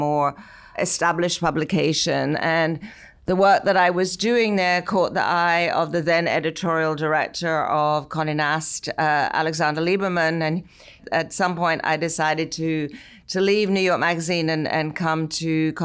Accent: England, United Kingdom; moved away as an adult; now in United States; growing up in England

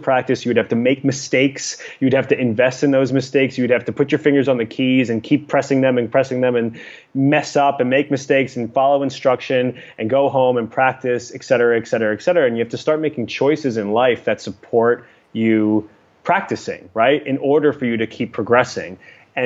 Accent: New York City, New York, United States; now in Los Angeles, United States; I'm a New Yorker.

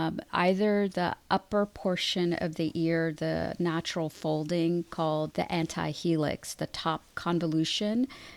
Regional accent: Southern California, United States; moved away as an adult; also born or lived in Washington, D.C.; I'm originally from Southern California, and I went out east to pursue my education

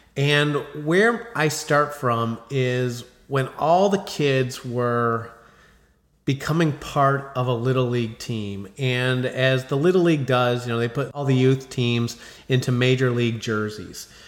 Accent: Chicago, Illinois, United States; I'm growing up in Chicago

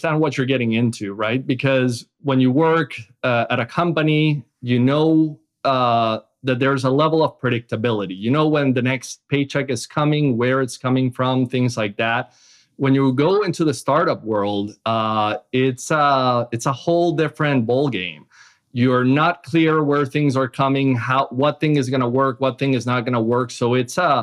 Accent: Caracas, Capital District, Venezuela; moved away as an adult; also born or lived in Boston, United States / Seattle, United States; now in United States; I grew up in Caracas, Venezuela, where I lived until after college

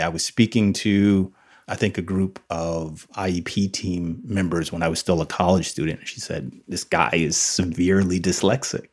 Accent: New Jersey, United States; I grew up in New Jersey

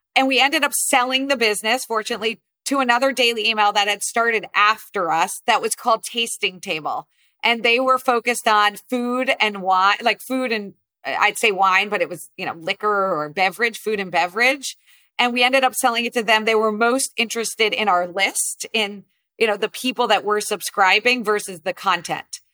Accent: New Jersey, United States; I grew up primarily in New Jersey

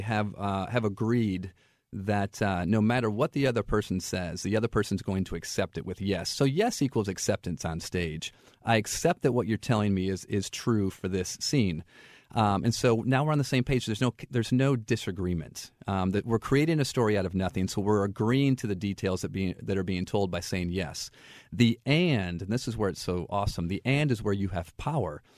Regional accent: Flint, Michigan, United States; moved away as an adult; also born or lived in St. Louis; now in Florida, United States; I grew up in Flint, Michigan, and interestingly enough, um, I grew up there in the eighties

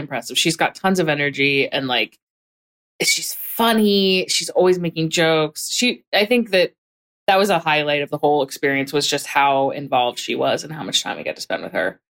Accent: Hatboro, Pennsylvania, United States; I grew up in a pretty small town. Um, it was a small town surrounded by other towns. So it's not like it was remote or anything. It just, it was definitely small town vibes. Um, called Hatboro

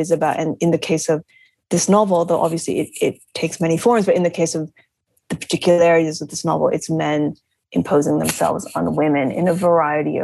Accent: United States; I'm American, but my family is from Japan

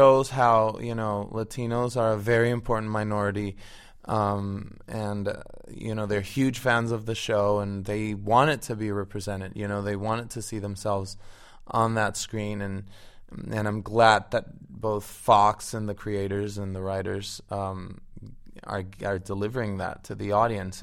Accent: Venezuela; moved away as an adult; also born or lived in Florida / Miami; now in Los Angeles, United States; I'm Venezuelan. I was born and raised in Venezuela, lived there till I was 19 years old

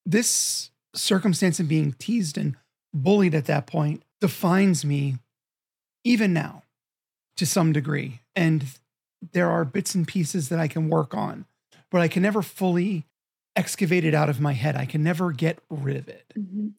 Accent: Philadelphia, Pennsylvania, United States; I'm from Philadelphia and I carry that.

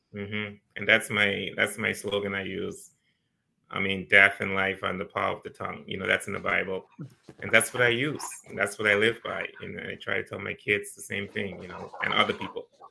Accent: Turks & Caicos Islands; also born or lived in Ohio, United States; I grew up here in the Turks and Caicos Islands.

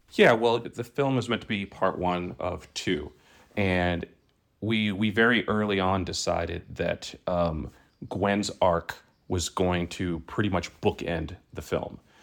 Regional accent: New York City, New York, United States; moved away; I grew up in, in Brooklyn

